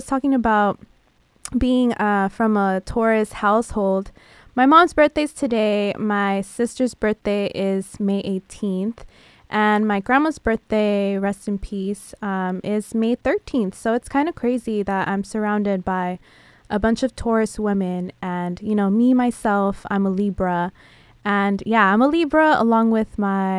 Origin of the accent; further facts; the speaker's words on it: San Diego, California, United States; now in Los Angeles, United States; I'm from San Diego